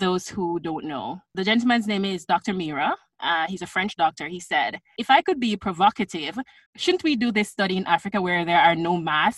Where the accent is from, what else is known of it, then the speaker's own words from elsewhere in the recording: Jamaica; now in Scarborough, Canada; As a Jamaican